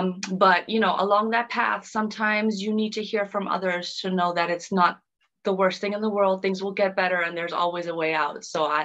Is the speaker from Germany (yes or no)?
yes; Germany; born there; also born or lived in Dominican Republic; So originally, I was born in Germany, but I've been fortunate enough to have traveled and lived in many different places around the world, amongst them Africa, Thailand, Dominican Republic.